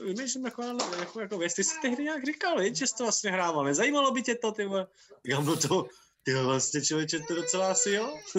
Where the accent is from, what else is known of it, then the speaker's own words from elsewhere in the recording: Karlovy Vary, Karlovy Vary Region, Czechia; já jsem vyrůstal v Karlových Varech